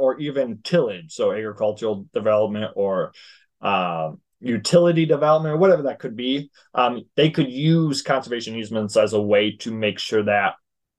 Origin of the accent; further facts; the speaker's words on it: South Dakota, United States; I grew up in South Dakota